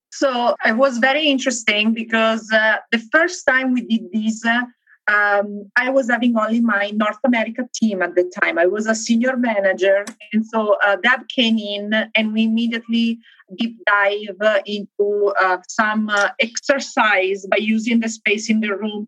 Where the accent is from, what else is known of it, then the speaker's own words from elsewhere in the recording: Milan, Lombardy, Italy; now in Benton Harbor, United States; I am located in Benton Harbor, Michigan. I'm originally from Italy, though, from Milan.